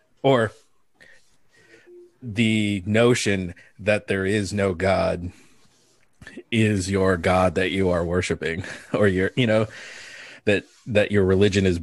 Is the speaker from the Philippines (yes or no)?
yes; Philippines; moved away; I'm from the Philippines